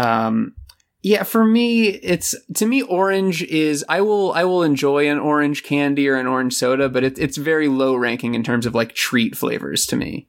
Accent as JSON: {"language": "English", "region": "Florida", "country": "United States", "tie": "born or raised there", "moved": "yes", "said": "I'm born and raised in Florida."}